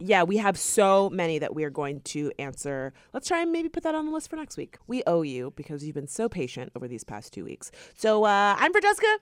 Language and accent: English; Florida, United States; we are from Florida